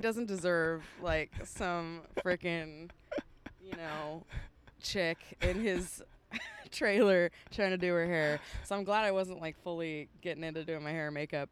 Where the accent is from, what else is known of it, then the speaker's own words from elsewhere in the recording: San Francisco, California, United States; moved away as an adult; also born or lived in Humboldt County, California; now in Nashville, United States; I'm from the San Francisco Bay Area